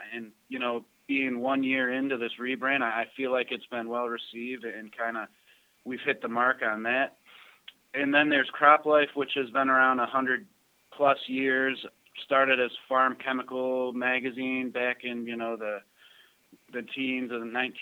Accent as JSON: {"language": "English", "town": "Cleveland", "region": "Ohio", "country": "United States", "tie": "born or raised there", "also_born_or_lived": "northern Michigan", "said": "I'm a Cleveland kid, born and raised in Cleveland, Ohio. Lived here basically my whole life."}